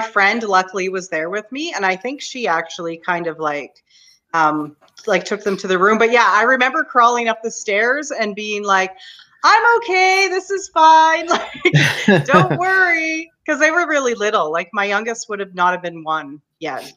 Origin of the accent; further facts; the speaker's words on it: Canada; I'm Canadian